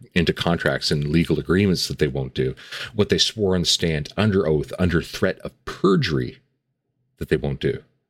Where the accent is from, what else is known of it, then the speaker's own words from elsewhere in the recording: Canada; Being a Canadian